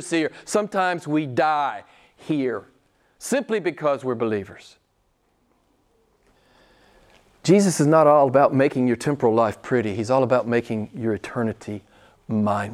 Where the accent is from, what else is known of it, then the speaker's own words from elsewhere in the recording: United States; moved away; I'm an American